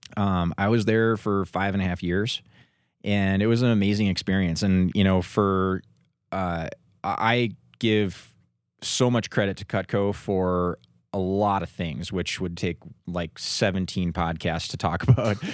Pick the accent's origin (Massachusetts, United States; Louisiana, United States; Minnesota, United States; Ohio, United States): Minnesota, United States; moved away as an adult; now in Denver, United States; I grew up in Minnesota